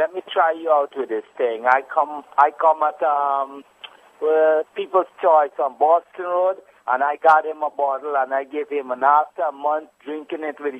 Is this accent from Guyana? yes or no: yes; Guyana; I'm from Guyana